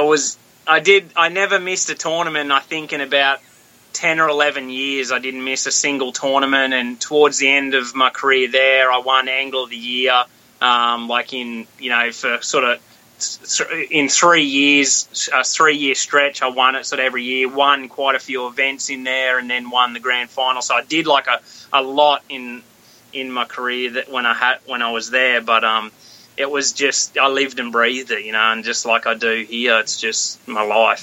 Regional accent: Australia; moved away as an adult; also born or lived in Oklahoma; now in United States; born and bred in Australia. I lived in Australia my whole life until I was twenty six

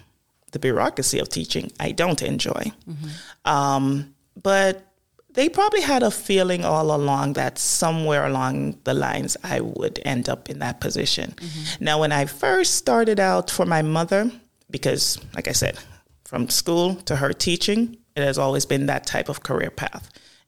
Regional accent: Jamaica; This is growing up primarily in Jamaica, correct.

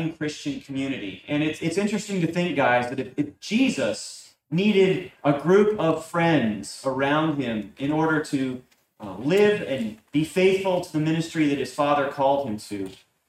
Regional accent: Connecticut, United States; now in Williamsburg, United States; Growing up in Connecticut

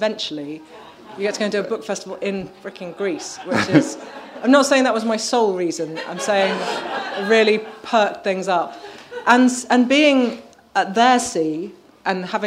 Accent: Birmingham, West Midlands, United Kingdom; I grew up in Birmingham, as far from the sea as you can basically get

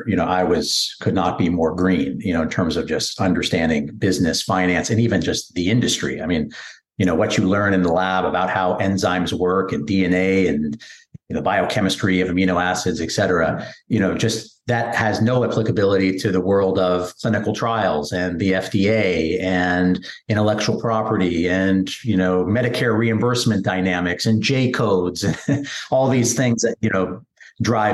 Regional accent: San Francisco Bay Area, California, United States; moved away; I grew up in the San Francisco Bay Area.

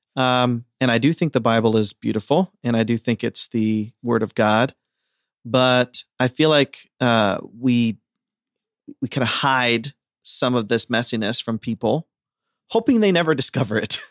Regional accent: Ohio, United States; I'm from Amish country, Ohio

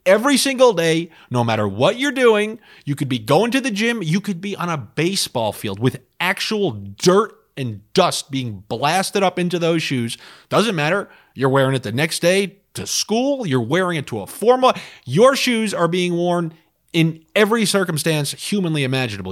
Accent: New York, United States; growing up in New York

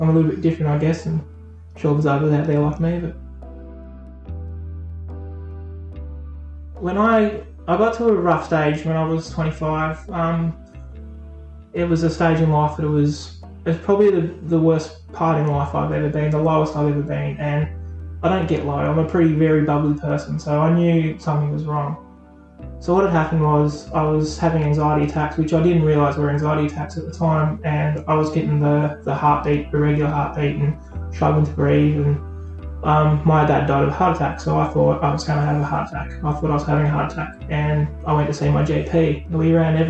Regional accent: Burnie, Tasmania, Australia; also born or lived in Wynyard; I grew up in Burnie. As a child, younger, I lived in Burnie

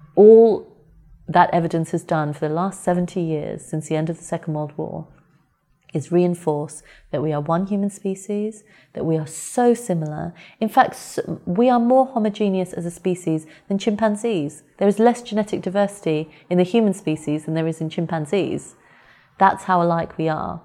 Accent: United Kingdom; I was born and brought up here. And in every way, I consider myself British

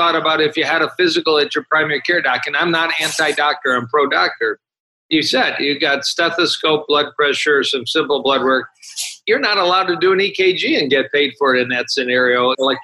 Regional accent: Detroit, Michigan, United States; I am from Detroit and trained at the University of Michigan

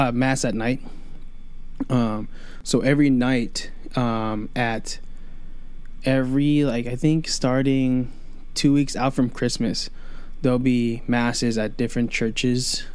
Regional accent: New York City, New York, United States; I was born in Queens, New York

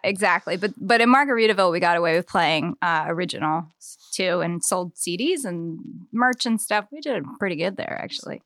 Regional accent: Eastern Shore, Maryland, United States; also born or lived in Annapolis; now in Baltimore, United States; grandparents had a farm on the eastern shore and I spent much of my childhood there

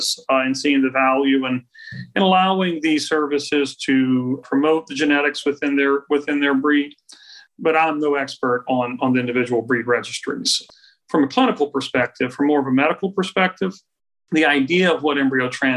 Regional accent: Crowley, Louisiana, United States; I grew up really in Roberts Cove, right outside of Crowley

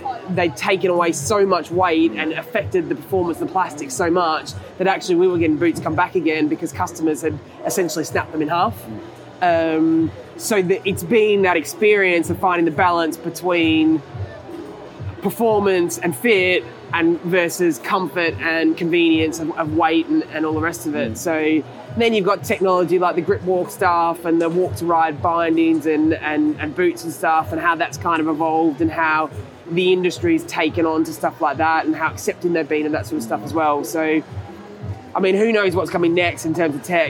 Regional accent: Australia; I grew up in Australia, and I grew up, my folks had a house by the beach, and I grew up surfing

